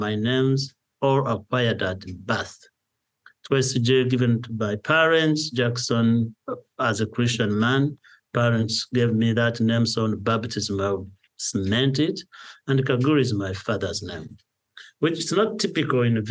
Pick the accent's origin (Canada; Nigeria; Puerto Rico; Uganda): Uganda; Nyakagyezi, Kanungu District, Western Region; moved away as an adult; also born or lived in United States; Born and raised in Nyaka, went to school in those areas. I ended up in the United States studying.